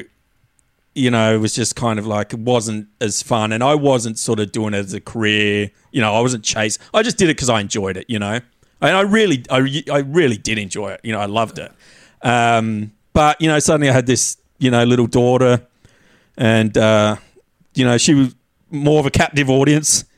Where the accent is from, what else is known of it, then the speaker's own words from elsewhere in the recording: Tasmania, Australia; moved away; I'd had this uh. idyllic childhood growing up in Tassie